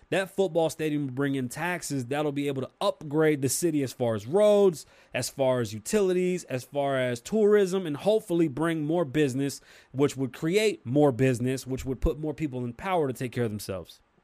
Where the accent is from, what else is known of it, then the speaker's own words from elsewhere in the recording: New York City, New York, United States; I'm from New York City. I grew up in a building with Jamaicans